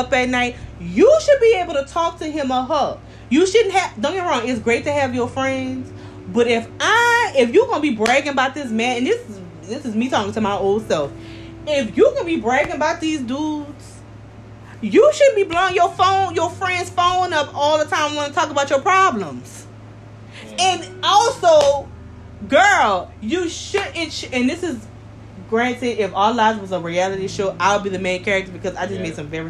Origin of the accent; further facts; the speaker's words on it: Nigeria; I'm Nigerian through and through